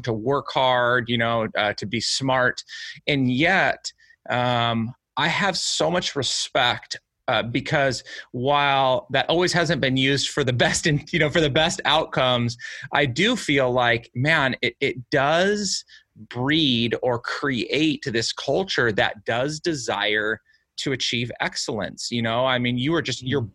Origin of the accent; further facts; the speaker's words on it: United States; I was born and raised in the United States